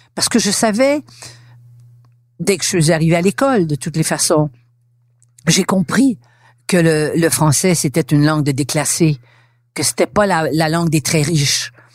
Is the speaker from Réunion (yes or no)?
no; Montreal, Quebec, Canada; first language French; nous, c'est notre langue première. Elle nous vient de France. ses racines sont françaises. Et au fil des ans, évidemment, et on va en parler, elle s'est québécisée